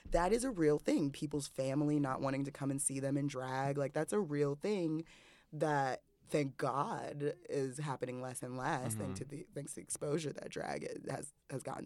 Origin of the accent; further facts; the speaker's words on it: New York City, New York, United States; I'm from Bed-Stuy. It's mad rustic